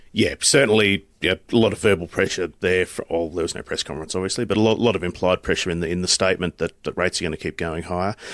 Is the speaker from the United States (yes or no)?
no; North Queensland, Australia; I'm from North Queensland